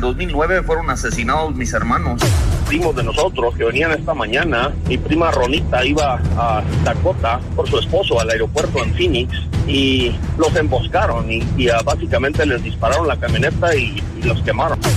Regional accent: Galeana, Chihuahua, Mexico; soy de Galeana, Chihuahua

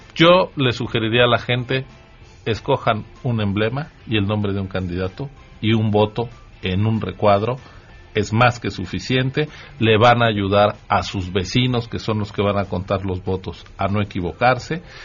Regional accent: Mexico City, Mexico; estoy siendo este excesivamente chilango

